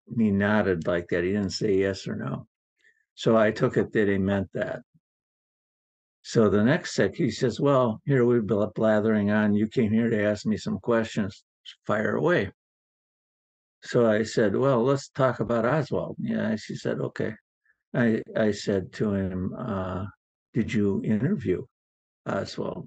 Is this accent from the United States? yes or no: yes; Milwaukee, Wisconsin, United States; moved away as an adult; also born or lived in Richland Center, Wisconsin / Seattle, Washington; I was from Richland Center, Wisconsin originally, and then settled in Milwaukee